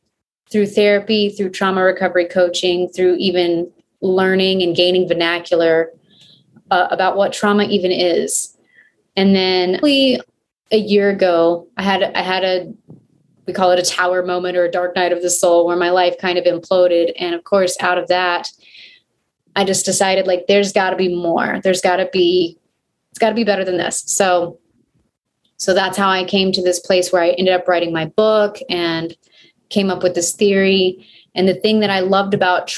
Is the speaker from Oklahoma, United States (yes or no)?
yes; Oklahoma, United States; now in Albuquerque, United States; grew up in Oklahoma